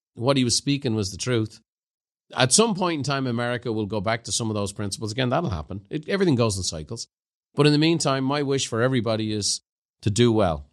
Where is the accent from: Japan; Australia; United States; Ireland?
Ireland; growing up in Ireland